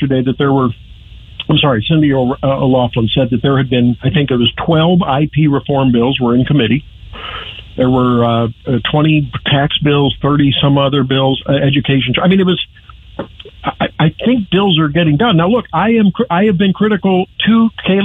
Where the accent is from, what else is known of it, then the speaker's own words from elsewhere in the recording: St. Louis, Missouri, United States; moved away as an adult; now in Columbia, United States; my hometown, St. Louis